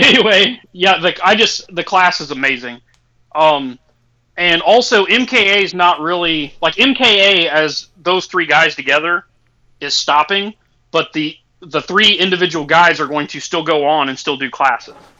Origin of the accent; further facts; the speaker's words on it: Indiana, United States; I'm from Indiana